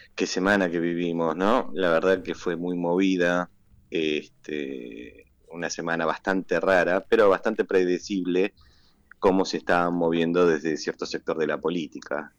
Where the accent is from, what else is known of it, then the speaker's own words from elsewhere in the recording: Argentina; la selección nuestra